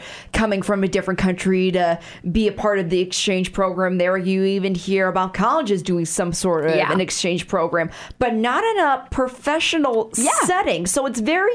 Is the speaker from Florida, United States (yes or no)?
no; Chicago, Illinois, United States; my hometown area of Chicago.